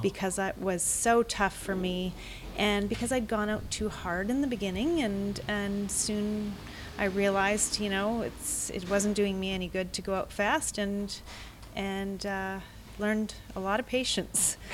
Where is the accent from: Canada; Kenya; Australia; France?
Canada; Vancouver, British Columbia; I am from Vancouver, BC.